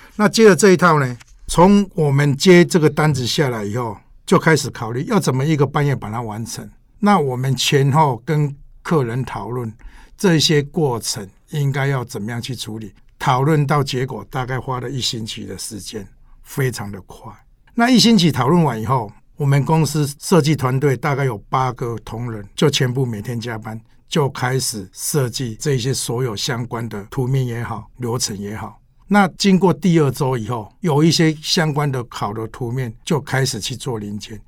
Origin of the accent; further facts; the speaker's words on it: Taiwan; 我们台湾人